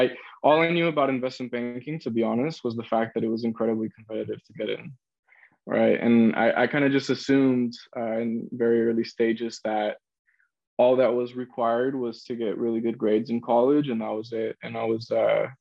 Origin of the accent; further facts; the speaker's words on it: San Francisco, California, United States; I'm born and raised in San Francisco, California